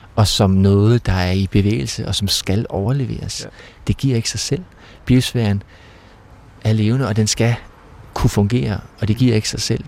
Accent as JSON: {"language": "Danish", "town": "Ollerup", "region": "Southern Denmark", "country": "Denmark", "tie": "born or raised there", "said": "vi havde sådan en rute i Ollerup, hvor jeg kommer fra"}